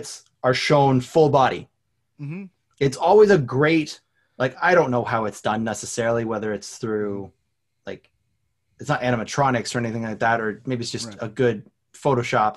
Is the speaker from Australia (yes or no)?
no; Canada; I'm Canadian